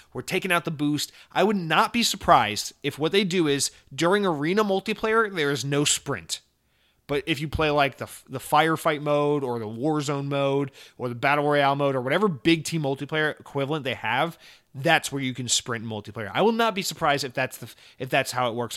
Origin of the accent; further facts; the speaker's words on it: Atlanta, Georgia, United States; I'm from Atlanta